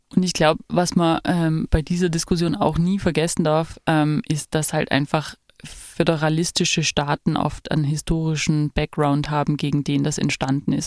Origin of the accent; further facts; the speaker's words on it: Saxony, Germany; ich komme ja aus Sachsen